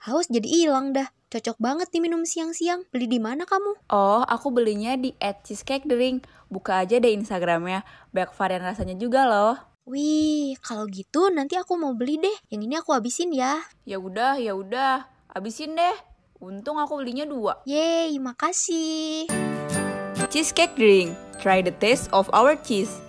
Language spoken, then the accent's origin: Indonesian; Cirebon, West Java, Indonesia; Aku pulang ke Cirebon. Siapa yang nggak tahu kalau aku orang Cirebon?